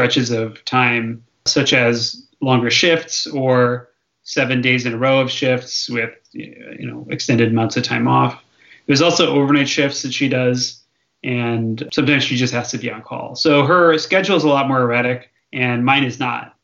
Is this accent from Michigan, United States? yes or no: yes; southeastern Michigan near Detroit, United States; now in Bay Area, United States; I grew up in southeastern Michigan near Detroit, a little ways from Ann Arbor